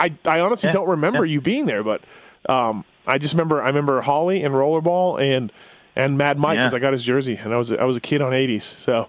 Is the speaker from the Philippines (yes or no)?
no; Winnipeg, Manitoba, Canada; I'm from Winnipeg, right?